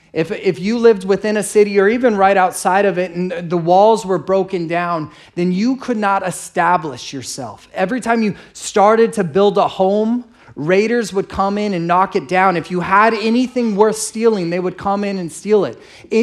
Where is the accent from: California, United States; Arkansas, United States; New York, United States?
California, United States; San Diego; And I grew up here in San Diego, and I'm real grateful.